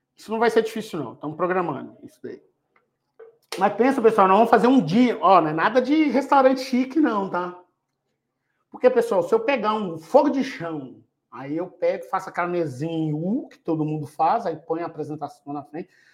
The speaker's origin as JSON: {"language": "Portuguese", "region": "Minas Gerais", "country": "Brazil", "moved": "yes", "lives_now": "Jundiaí, Brazil", "said": "eu sou de Minas, mas eu moro em Jundiaí"}